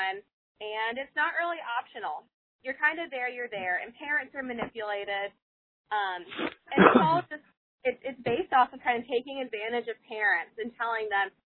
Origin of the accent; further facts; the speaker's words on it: North Carolina, United States; I'm from North Carolina